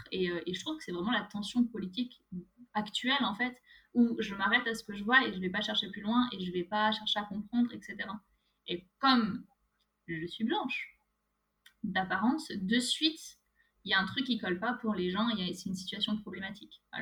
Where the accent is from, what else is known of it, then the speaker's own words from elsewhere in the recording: France; En France.